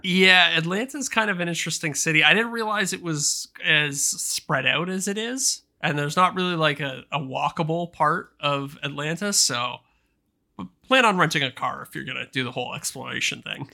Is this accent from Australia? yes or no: no; Canada; As a Canadian